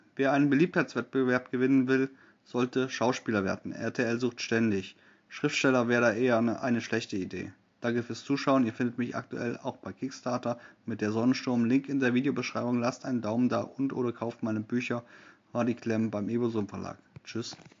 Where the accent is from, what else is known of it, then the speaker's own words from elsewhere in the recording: Germany; Als Deutscher